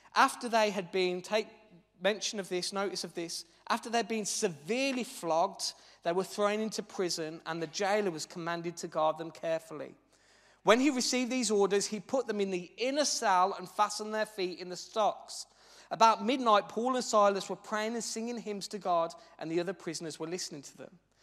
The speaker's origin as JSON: {"language": "English", "town": "Birmingham", "region": "West Midlands", "country": "United Kingdom", "said": "as you'll be able to tell by my dulcet, very exotic tones as I preach, I'm actually from Birmingham"}